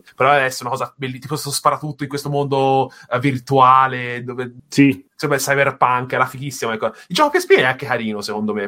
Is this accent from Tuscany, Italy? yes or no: yes; Tuscany, Italy; sono toscano